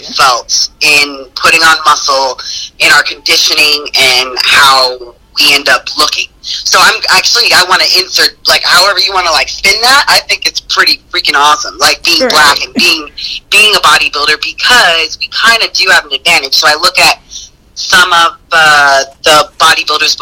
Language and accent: English; United States; being American